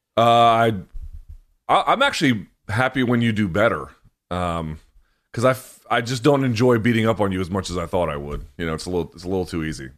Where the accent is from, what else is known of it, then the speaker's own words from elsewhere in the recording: Washington, District of Columbia, United States; right here in Washington, D C